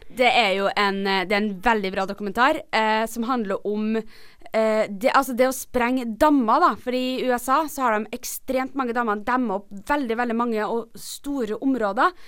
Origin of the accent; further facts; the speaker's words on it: Trondheim, Trøndelag, Norway; moved away; da jeg bodde hjemme i Trondheim